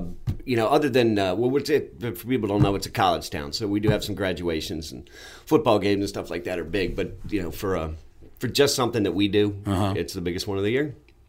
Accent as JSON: {"language": "English", "town": "Richmond", "region": "Virginia", "country": "United States", "tie": "born or raised there", "said": "But I grew up in Richmond. Yeah, I left and came back. So, but I live in Richmond."}